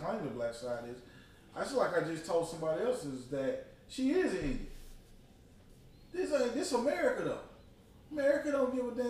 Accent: Nigeria; I'm not black. I'm Nigerian.

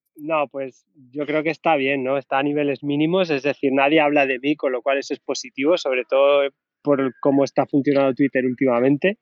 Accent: Region of Murcia, Spain; si digo la primera frase en inglés, ya saben que soy murciano.

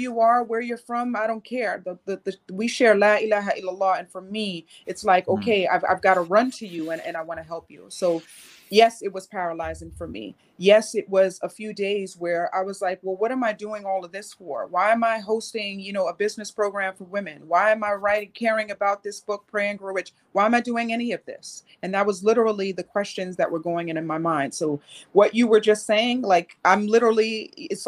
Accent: Medina, Medina Province, Saudi Arabia; I grew up in Medina, Saudi Arabia

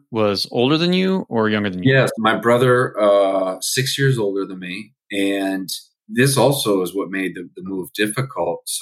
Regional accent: Allentown, Pennsylvania, United States; also born or lived in Philadelphia / Maine; born in Philadelphia. Was only there for I think the first two years of my life. Lived in uh, uh, Maine for uh, a, a few years when I was very young, and then moved back to Pennsylvania, but not to Philadelphia, lived in Allentown, Pennsylvania

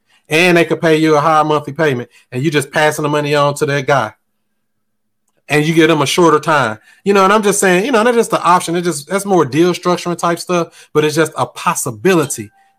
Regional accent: Bridgeport, Connecticut, United States; now in Raleigh, United States; I live in Raleigh, but I'm from Bridgeport, Connecticut.

